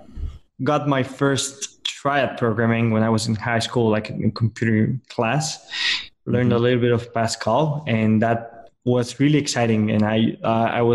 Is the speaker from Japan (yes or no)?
no; Colombia; moved away as an adult; now in Panama; I am originally from Colombia. I've been living in Panama for the last almost 2 years.